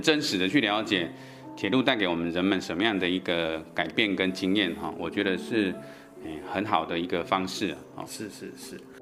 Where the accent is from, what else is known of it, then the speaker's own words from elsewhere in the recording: Taichung, Taiwan; 台中就是我生长的地方，因为我本身也是台中人嘛